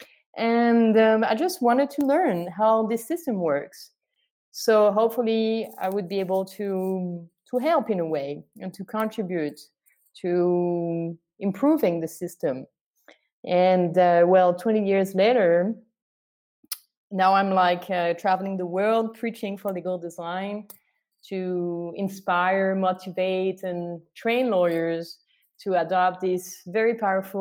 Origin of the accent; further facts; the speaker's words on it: France; moved away as an adult; also born or lived in Canada; I come from France. I was born in France, and I've been living in Canada for the past 10 years